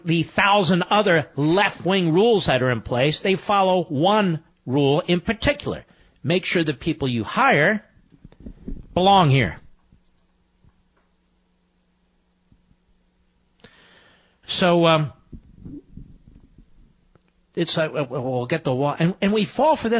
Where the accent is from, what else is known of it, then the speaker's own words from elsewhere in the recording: Philadelphia, Pennsylvania, United States; moved away; also born or lived in New York City; I'm born in Philadelphia. I'm a Philadelphian